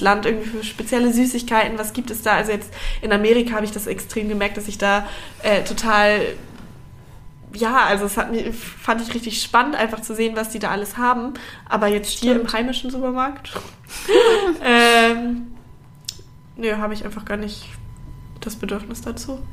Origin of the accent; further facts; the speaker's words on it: Hamburg, Germany; moved away as an adult; also born or lived in Bavaria; now in Berlin, Germany; wir kommen beide aus Hamburg